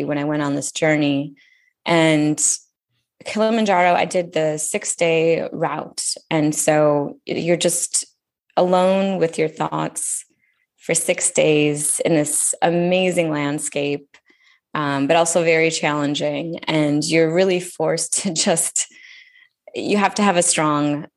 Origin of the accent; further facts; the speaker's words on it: United States; growing up in the United States